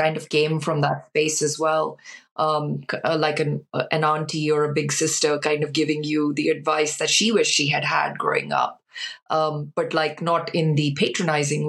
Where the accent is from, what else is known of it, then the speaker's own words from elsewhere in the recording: India; now in United Kingdom; whilst I was growing up in India